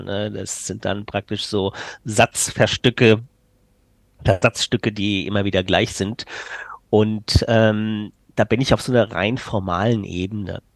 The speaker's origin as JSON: {"language": "German", "area": "Frankfurt region", "region": "Hesse", "country": "Germany", "first_language": "German", "said": "ich komme hier aus Frankfurt oder besser aus der Region Frankfurt komme ich, aber ich wohne in Frankfurt Stadt."}